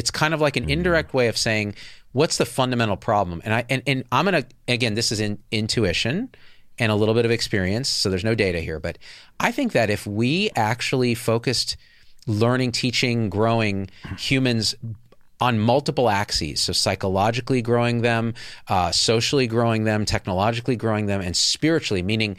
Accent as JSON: {"language": "English", "country": "India", "said": "Are you saying because I'm Indian, I do the IT?"}